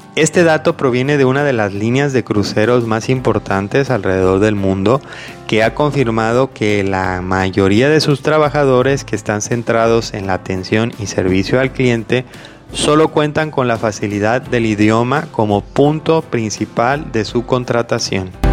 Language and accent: Spanish; Mexico; primero yo soy de México, soy mexicano